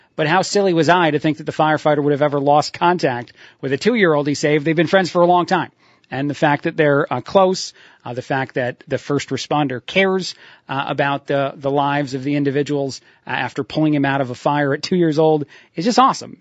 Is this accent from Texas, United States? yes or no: no; New Jersey, United States; I'm from Jersey